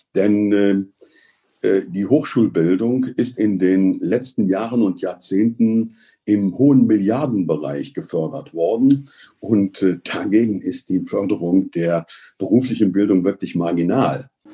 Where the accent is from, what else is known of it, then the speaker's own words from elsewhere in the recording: Cologne, North Rhine-Westphalia, Germany; uns als Kölner